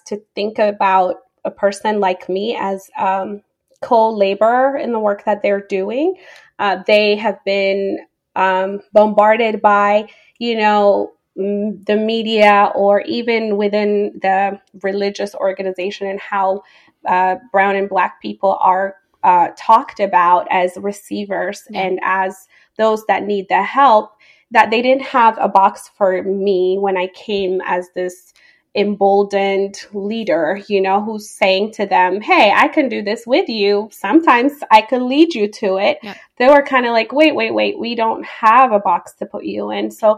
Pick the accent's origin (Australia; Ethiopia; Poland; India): Ethiopia; Addis Ababa; now in United States; So I am originally from Ethiopia. I was born and raised there. I grew up in the capital city, Addis Ababa.